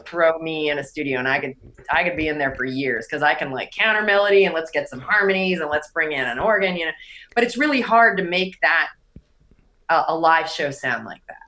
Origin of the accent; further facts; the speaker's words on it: outside of Pittsburgh, Pennsylvania, United States; moved away as an adult; also born or lived in Syracuse, New York / New York City / San Francisco; now in Los Angeles, United States; I was born and raised outside of Pittsburgh